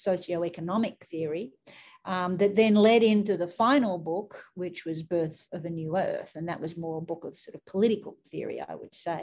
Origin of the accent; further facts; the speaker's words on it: Sydney, New South Wales, Australia; moved away as an adult; now in United States; So I grew up in Australia. I grew up in Sydney, and my family lived in the heart of Sydney.